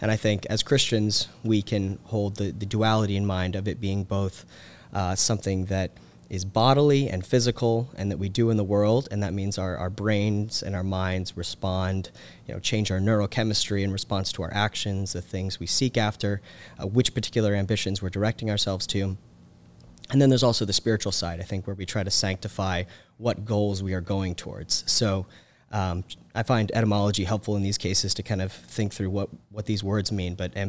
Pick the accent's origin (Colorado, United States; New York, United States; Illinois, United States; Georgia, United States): Georgia, United States; Carrollton; I'm originally from Carrollton, Georgia. So grew up in kind of the heart of Teen Pact country, where it was founded by Tim Eccles.